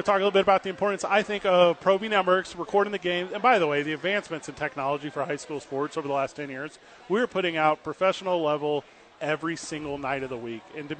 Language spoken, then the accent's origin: English; Missouri, United States; I always appreciate about the community I grew up in right outside of St. Louis, Missouri